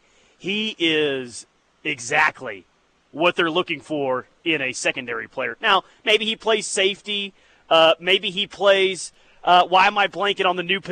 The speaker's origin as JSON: {"language": "English", "town": "Alex", "region": "Oklahoma", "country": "United States", "tie": "born or raised there", "said": "Yeah, I grew up around Ellick, so I know that."}